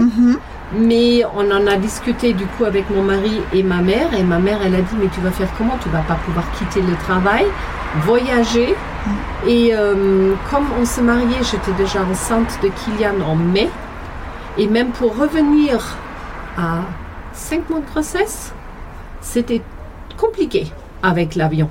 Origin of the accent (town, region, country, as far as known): Germany; French is a second language; moved away as an adult; now in France